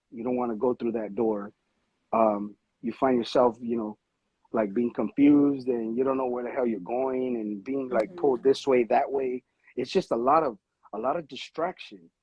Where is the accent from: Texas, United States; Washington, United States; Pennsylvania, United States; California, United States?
California, United States; Los Angeles; I'm from Los Angeles. I'm Mexican American